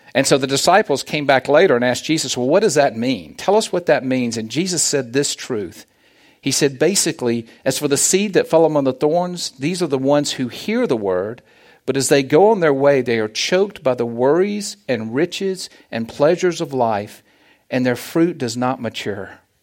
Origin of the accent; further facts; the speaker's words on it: the South, United States; accent: Southern; moved away as an adult; now in Olathe, United States; As you can tell from my accent, I am from the South.